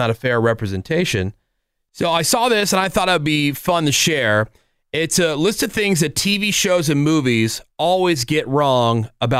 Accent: New Jersey, United States; moved away; also born or lived in Pittsburgh, Pennsylvania; I grew up in New Jersey. Well, born in Pittsburgh and then grew up in New Jersey.

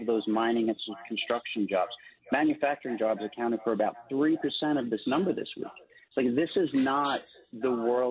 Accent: New York City, New York, United States; 100% Italian, well, 100% born and bred in New York City

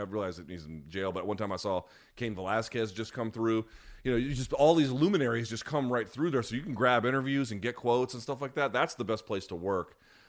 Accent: India; born there; In India. I was born in India.

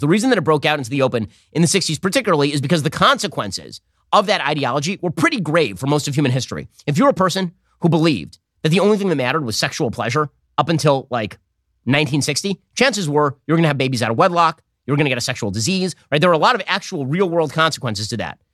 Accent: Los Angeles, California, United States; moved away; the L A Daily News, that used to be my hometown paper, we, we were subscribers back when I lived in North Hollywood

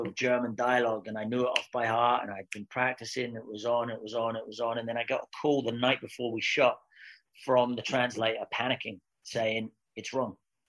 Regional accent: Scotland, United Kingdom; accent: British; I'm a Scotsman with a dodgy English accent

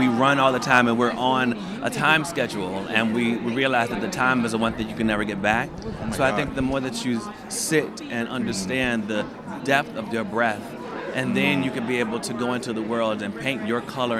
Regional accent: Norfolk, Virginia, United States; I'm from Norfolk, Virginia. That's me. But I was in Northern Virginia. I was at Shenandoah University.

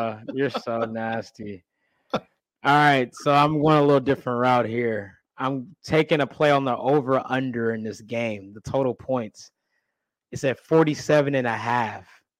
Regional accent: Kansas City, Missouri, United States; I was born and raised in Kansas City, Missouri, South Kansas City to be exact.

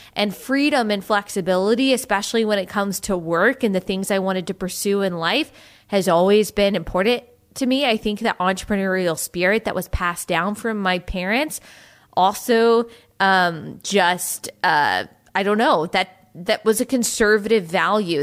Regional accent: United States; we are to live in the United States of America

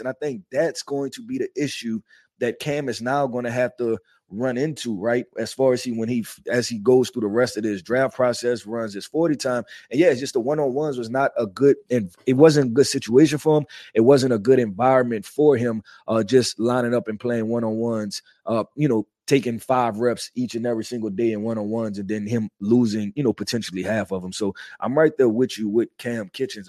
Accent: New Orleans, Louisiana, United States; I'm from New Orleans

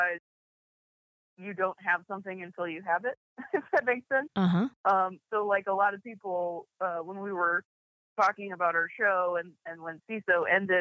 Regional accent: Akron, Ohio, United States; moved away; as a little queer kid growing up in Akron, Ohio

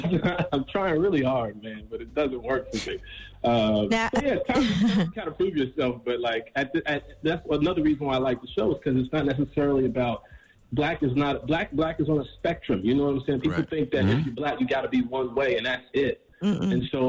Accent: Chicago, Illinois, United States; I'm from the South Side of Chicago, but I moved to the Burbs when I was 15. So I got a little bit of both.

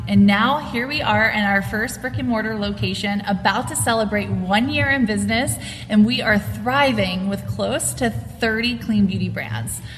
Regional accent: New Jersey, United States; now in Raleigh, United States; I'm originally from New Jersey, but I live in Raleigh, North Carolina

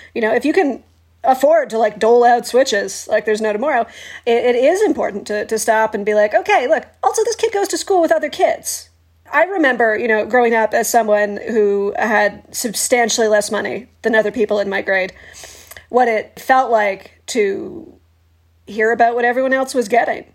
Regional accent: Canada; we're Canadian

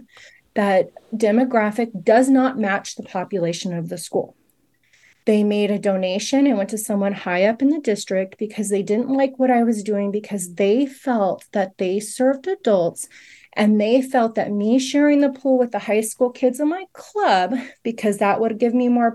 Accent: Fresno, California, United States; moved away as an adult; I grew up in Fresno. I went to Fresno High School.

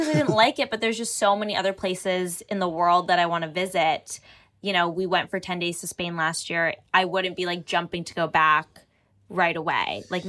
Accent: Markham, Ontario, Canada; my hometown suburb

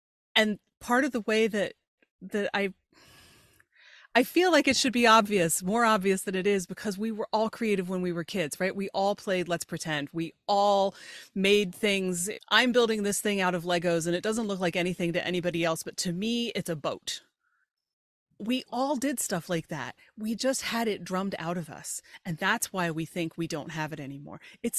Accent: York, Pennsylvania, United States; I grew up in York, Pennsylvania, which is south central Pennsylvania, about an hour north of Baltimore, 2 hours west of Philly.

